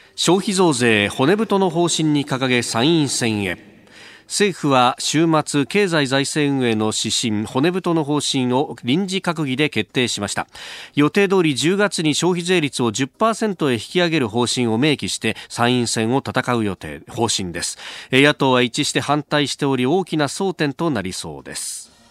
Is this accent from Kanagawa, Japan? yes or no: yes; Yokosuka, Kanagawa, Japan; 横須賀市の森崎というところなんですが、私、この森崎の隣の大矢部っちゅうところの出身